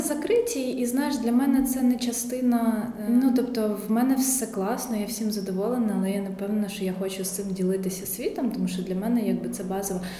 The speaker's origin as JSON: {"language": "Ukrainian", "region": "Kyiv", "country": "Ukraine", "tie": "born or raised there", "said": "Все своє дитинство я провела в цьому районі, тому я насправді навіть не знала, що таке жити не в центрі Києва"}